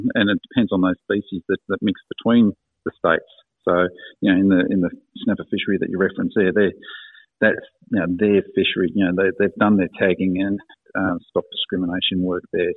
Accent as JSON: {"language": "English", "town": "Geelong", "region": "Victoria", "country": "Australia", "tie": "born or raised there", "also_born_or_lived": "Tasmania", "said": "I grew up in Geelong"}